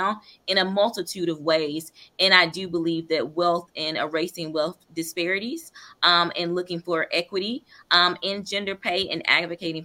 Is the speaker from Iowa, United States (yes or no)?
no; Eatonton, Georgia, United States; I'm from Putnam County or Edenton, Georgia